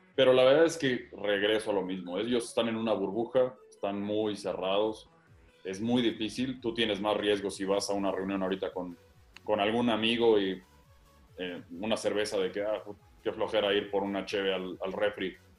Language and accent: Spanish; Querétaro, Mexico; Yo soy queretano